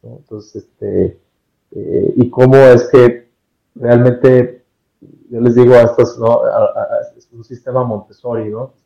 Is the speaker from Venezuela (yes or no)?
no; Mexico; soy mexicano